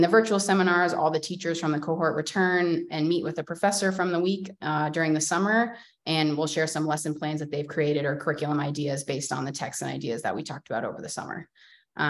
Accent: Massachusetts, United States; now in Philadelphia, United States; I am from Massachusetts and I live in Philly

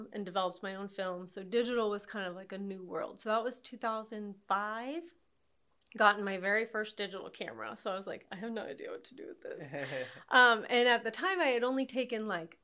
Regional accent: Altoona, Iowa, United States; also born or lived in Kansas City; I grew up there in Altoona in the country.

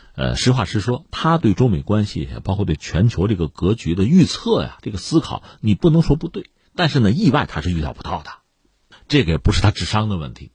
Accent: China; 我们作为中国人都可以买到啊。

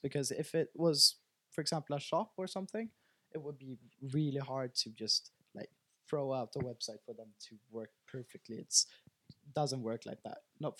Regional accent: Sweden; Yeah, I'm from here. I'm from Sweden.

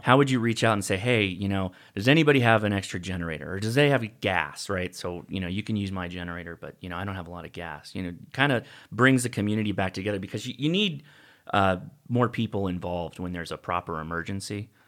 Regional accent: Whittier, California, United States; I grew up in a town called Whittier.

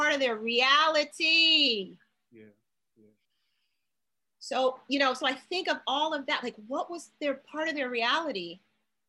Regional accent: New York City, New York, United States; someone who grew up in New York

